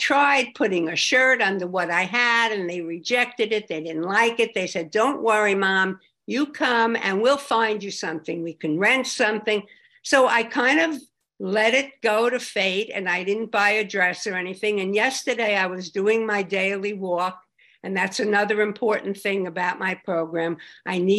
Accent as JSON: {"language": "English", "area": "Long Island", "region": "New York", "country": "United States", "said": "I come from Long Island, and we had a great fellowship there"}